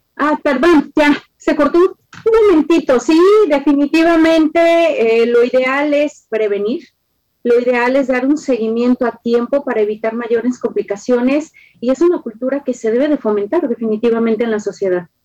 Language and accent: Spanish; Guadalajara, Jalisco, Mexico; como tapatía o como una persona que soy de esta parte